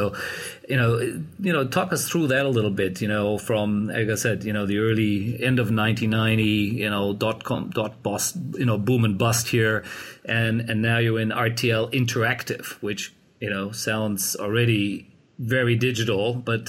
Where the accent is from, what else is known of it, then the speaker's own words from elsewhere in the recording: Cologne, North Rhine-Westphalia, Germany; moved away; I'm excited to have someone on the line all the way in Cologne, Germany, my hometown